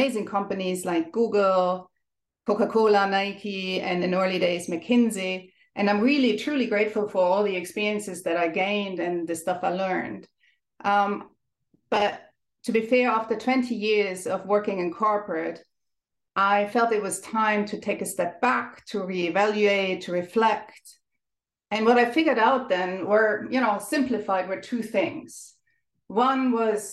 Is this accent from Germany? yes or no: yes; Germany; accent: German; English is a second language; moved away as an adult; also born or lived in Ireland; now in Dublin, Ireland; you may have noticed from my accent, I'm German. but I have lived and worked in many countries over the last 20 or so years.